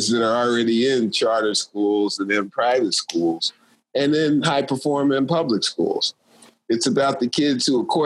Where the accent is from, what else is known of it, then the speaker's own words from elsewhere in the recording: Philadelphia, Pennsylvania, United States; I'm from Philadelphia, PA